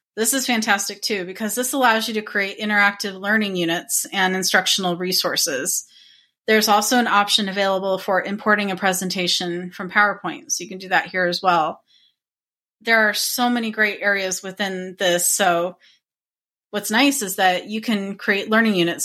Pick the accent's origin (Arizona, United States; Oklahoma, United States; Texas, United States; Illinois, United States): Arizona, United States; I was born and raised in Arizona, and I still live here